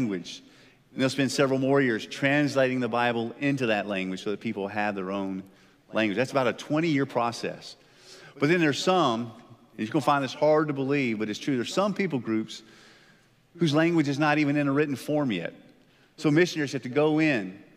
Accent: United States; as Americans, I believe, as American Christians

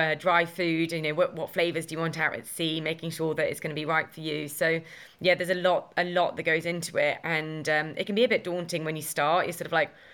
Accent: Essex, East of England, United Kingdom; my hometown in Essex

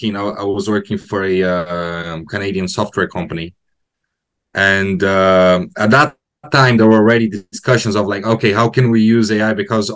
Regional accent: Brazil; now in United Kingdom; we live in UK. Ashley is from UK. Okay. And I'm from Brazil.

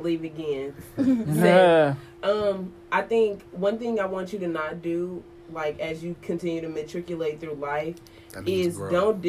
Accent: Arkansas, United States; I'm from Arkansas.

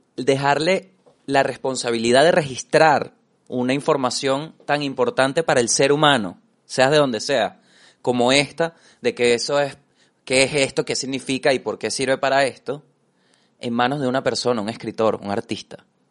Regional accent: Venezuela; como venezolano

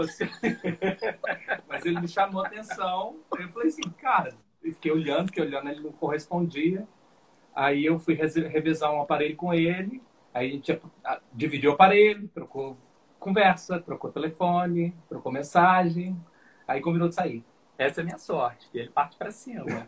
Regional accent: Minas Gerais, Brazil; o Douglas também é como mineiro, igual eu

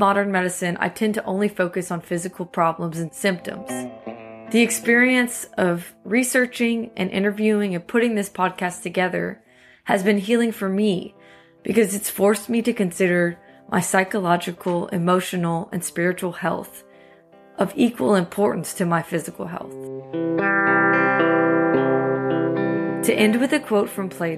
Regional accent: New Iberia, Louisiana, United States; Growing up in New Iberia

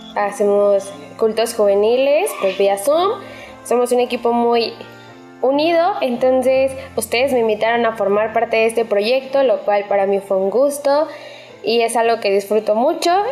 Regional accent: Naucalpan, State of Mexico, Mexico; yo soy del Estado de México, específicamente del municipio de Naucalpan

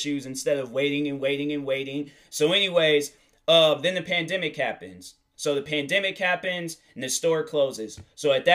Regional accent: outside of Seattle, Washington, United States; I live outside of Seattle

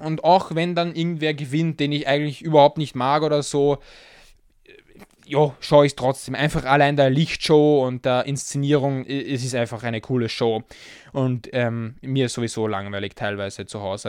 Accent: Austria; als Österreicher

